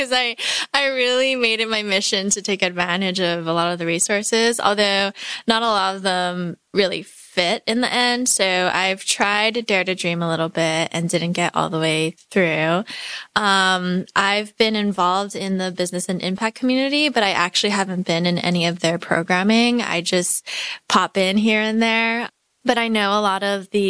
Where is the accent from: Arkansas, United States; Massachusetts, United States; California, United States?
California, United States; Los Angeles; moved away; I'm from